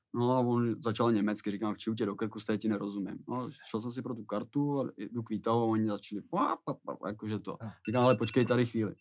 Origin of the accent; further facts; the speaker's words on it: Plzeň, Plzeň Region, Czechia; moved away; also born or lived in Příbram / Prague / Teplice; Já tím, že jsem byl z Plzně